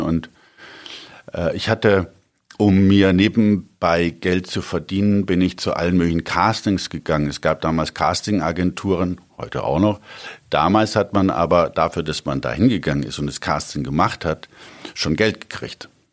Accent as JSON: {"language": "German", "town": "Augsburg", "region": "Bavaria", "country": "Germany", "tie": "born or raised there", "said": "ich bin auf dem Hof groß geworden"}